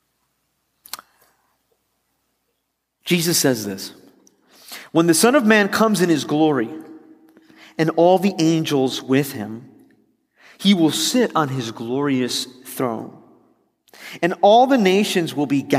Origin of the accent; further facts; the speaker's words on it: Miami, Florida, United States; also born or lived in West Palm Beach; I grew up in Miami